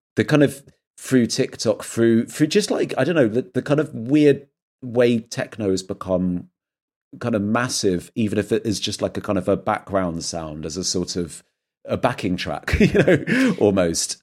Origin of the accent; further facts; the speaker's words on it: England, United Kingdom; moved away as an adult; also born or lived in London; now in Berlin, Germany; I'm like an English guy that's just moved to a city